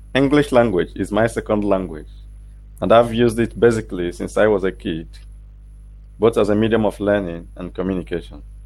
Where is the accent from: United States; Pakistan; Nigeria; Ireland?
Nigeria; English is a second language; I am a Nigerian